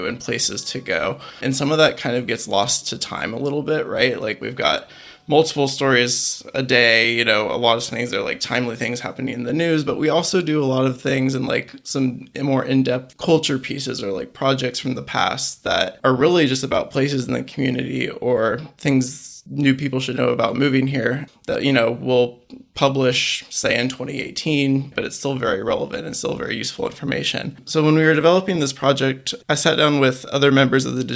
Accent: Wichita, Kansas, United States; moved away as an adult; now in Charleston, United States; I grew up in Kansas, Wichita, Kansas. Lived there for basically 18, 20 years

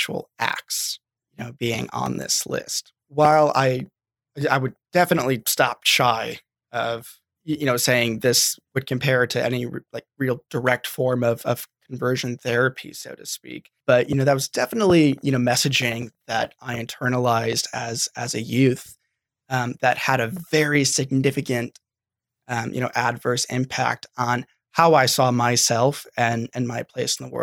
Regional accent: Indiana, United States; I grew up in Indiana in a pretty religious setting

